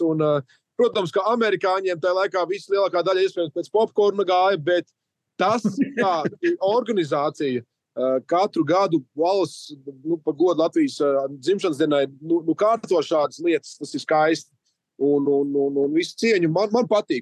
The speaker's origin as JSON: {"language": "Latvian", "country": "Latvia", "said": "lepojamies par to, ka esam latvieši"}